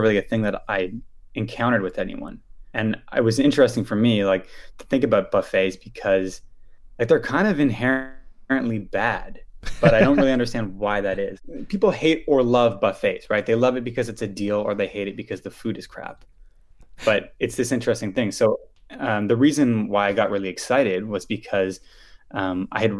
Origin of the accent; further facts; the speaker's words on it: Ottawa, Ontario, Canada; I grew up in Ottawa